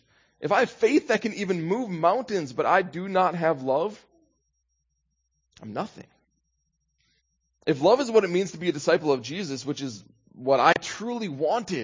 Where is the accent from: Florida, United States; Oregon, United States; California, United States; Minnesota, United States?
Minnesota, United States; I'm from Minnesota